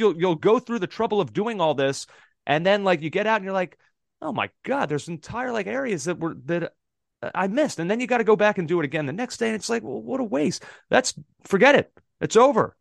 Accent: Philadelphia, Pennsylvania, United States; I'm from Philadelphia

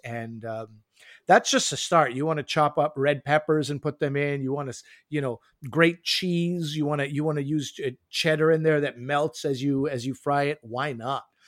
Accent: Montreal, Quebec, Canada; moved away; in Quebec, where I grew up in Montreal

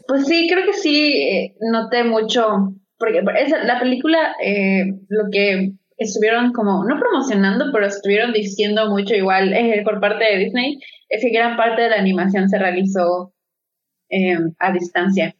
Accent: Mexico; yo por lo menos como eh, mexicana

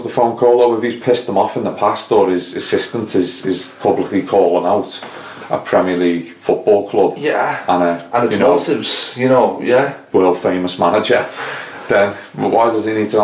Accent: England, United Kingdom; as an Englishman

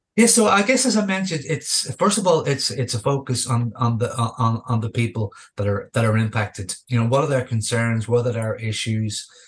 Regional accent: Dublin, Leinster, Ireland; moved away as an adult; also born or lived in Australia; I returned um, back home to here to my hometown uh, of Dublin.

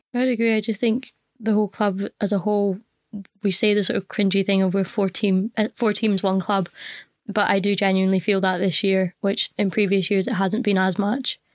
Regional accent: Scotland, United Kingdom; as a Scottish person

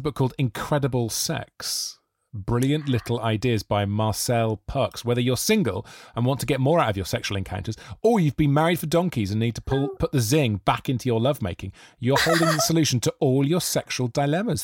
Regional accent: Monmouth, Wales, United Kingdom; I grew up in Monmouth in South Wales

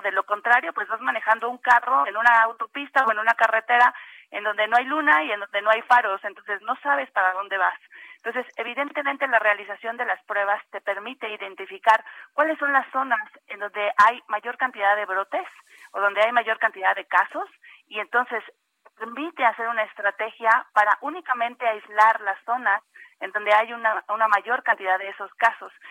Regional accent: Mexico; nosotros como mexicanos

